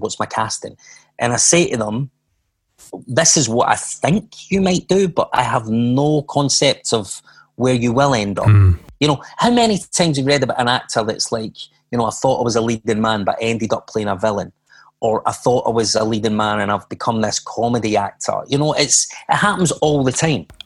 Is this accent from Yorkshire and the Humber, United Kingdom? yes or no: no; Glasgow, Scotland, United Kingdom; I was born in Glasgow, as you can hear from my accent.